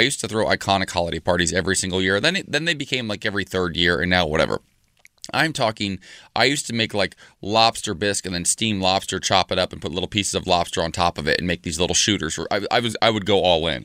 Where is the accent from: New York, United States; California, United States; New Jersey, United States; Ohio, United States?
Ohio, United States; Salina; moved away; my hometown back in Salina, Ohio